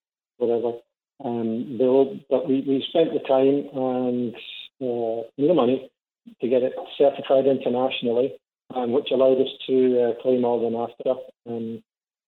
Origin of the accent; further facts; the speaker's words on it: Scotland, United Kingdom; now in St. Catharines, Canada; I'm Scottish.